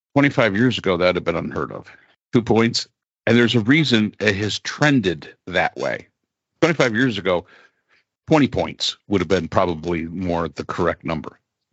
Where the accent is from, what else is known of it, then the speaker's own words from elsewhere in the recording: Conroe, Texas, United States; well, I come from Conroe, Texas with 100,000 people